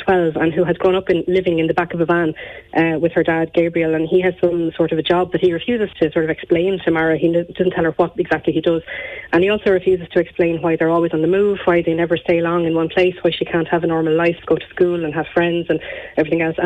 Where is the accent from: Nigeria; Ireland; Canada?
Ireland; Gorey, Leinster; growing up in Gorey